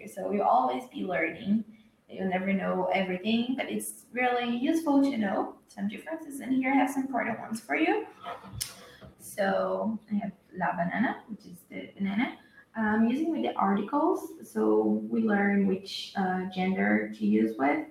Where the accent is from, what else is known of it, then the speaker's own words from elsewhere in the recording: Brazil; I'm from Brazil